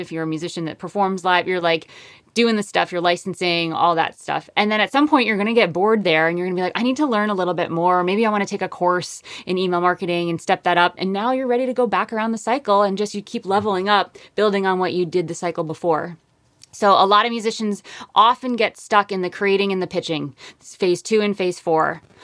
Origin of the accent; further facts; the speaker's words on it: Connecticut, United States; moved away as an adult; also born or lived in upstate New York / Harlem, New York City; now in Hudson Valley, United States; I grew up in Connecticut, went to school upstate New York, lived in Harlem for 12